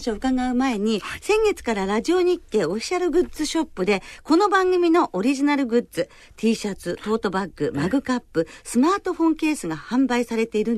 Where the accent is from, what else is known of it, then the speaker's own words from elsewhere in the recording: Kanto, Japan; 私たち関東人